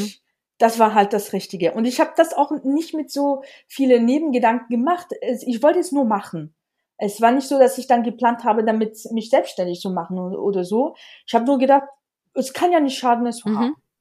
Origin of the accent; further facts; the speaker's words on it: Alsace, Grand Est, France; German is a second language; moved away as an adult; also born or lived in Vienna, Austria; now in near Munich, Germany; ich komme aus dem Elsass und habe wirklich den Glück gehabt, dass ich sehr, sehr früh mit Deutsch angefangen habe